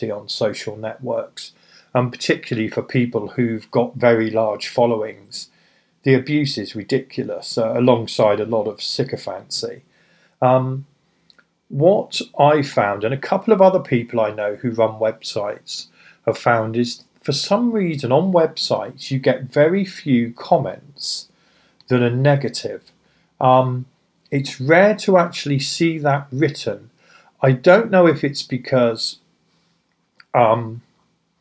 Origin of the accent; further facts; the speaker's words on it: United Kingdom; I'm British